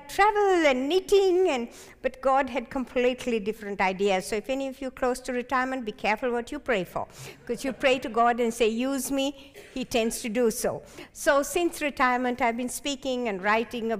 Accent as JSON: {"language": "English", "country": "Sri Lanka", "tie": "born or raised there", "also_born_or_lived": "Hawaii", "moved": "as an adult", "said": "I was born in the tea plantations of Sri Lanka."}